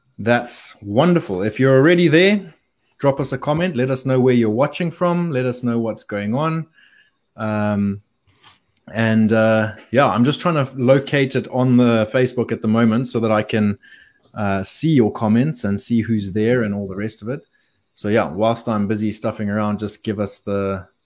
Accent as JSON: {"language": "English", "country": "Zimbabwe", "tie": "born or raised there", "said": "I grew up in Zimbabwe."}